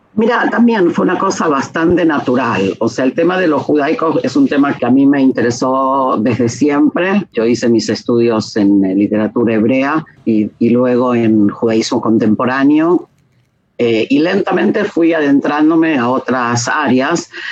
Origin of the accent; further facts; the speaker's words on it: Argentina; moved away as an adult; also born or lived in Israel; now in Jerusalem, Israel; nací y crecí en Argentina y salía cuando tenía 19